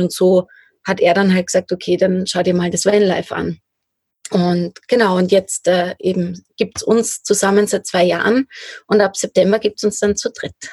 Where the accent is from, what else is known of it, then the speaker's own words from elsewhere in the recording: Lower Austria, Austria; moved away; also born or lived in Styria; ich komme aus Niederösterreich ursprünglich